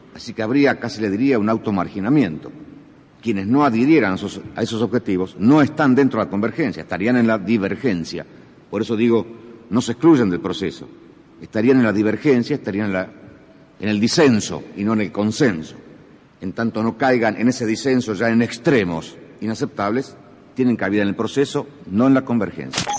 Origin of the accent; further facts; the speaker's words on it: Argentina; como argentinos